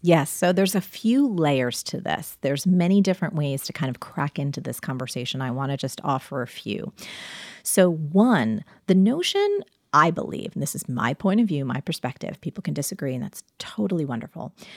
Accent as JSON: {"language": "English", "region": "New Jersey", "country": "United States", "said": "I'm from New Jersey"}